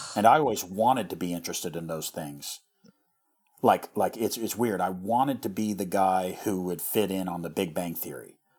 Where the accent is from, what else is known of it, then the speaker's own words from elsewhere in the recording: rural Missouri, United States; our, our area where we grew up in Missouri